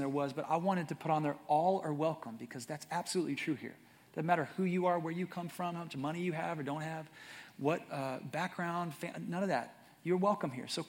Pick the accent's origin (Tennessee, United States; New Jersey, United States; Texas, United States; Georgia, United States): Texas, United States; Atlanta; I was born in Atlanta, Texas, which is near Texarkana